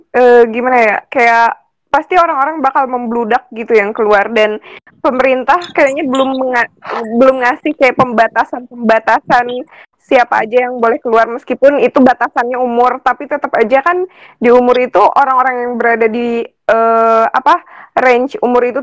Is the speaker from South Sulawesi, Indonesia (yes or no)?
no; Depok, West Java, Indonesia; jateng lah gue orang Depok soalnya.